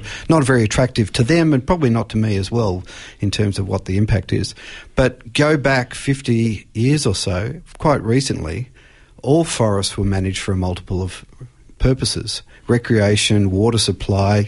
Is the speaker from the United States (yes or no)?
no; Australia; as an Australian